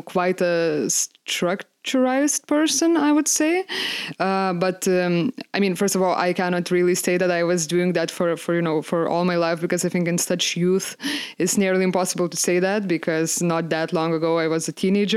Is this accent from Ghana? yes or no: no; Lithuania; English is a second language; so I come from Lithuania